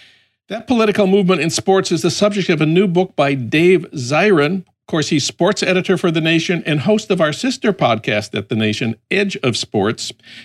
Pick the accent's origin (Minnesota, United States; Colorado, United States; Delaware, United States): Minnesota, United States; St. Paul; that happened in my hometown of St. Paul. In fact, Philando Castile went to the same high school that I did, St. Paul Central.